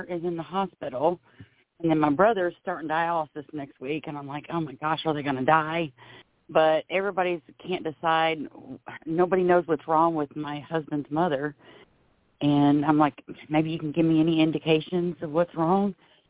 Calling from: Florida, United States; calling from Florida.

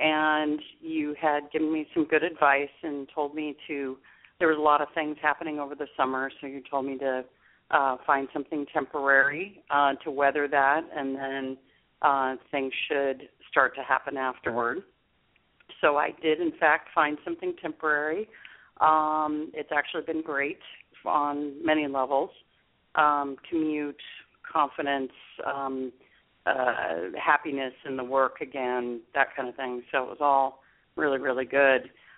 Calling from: Capitola, California, United States; I'm calling from Capitola today.

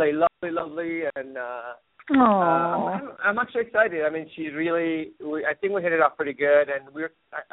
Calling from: Seattle, Washington, United States; Hey, hello, Phyllis. … from Seattle.

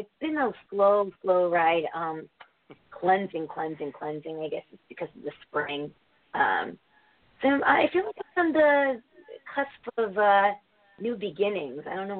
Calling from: Connecticut, United States; from Connecticut.

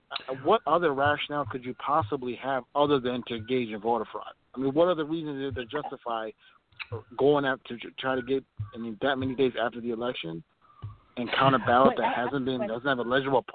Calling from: Minneapolis, Minnesota, United States; I'm calling from Minneapolis.

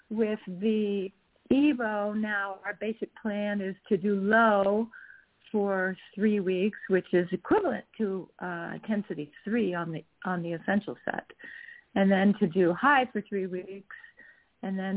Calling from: Utah, United States; I'm calling in from Utah

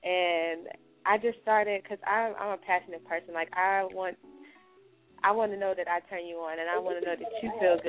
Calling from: Texas, United States; from Texas.

